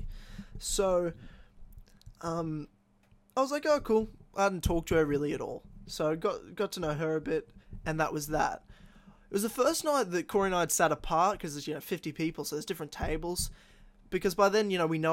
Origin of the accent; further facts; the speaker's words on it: Queensland, Australia; local Queenslanders as well. So from my home state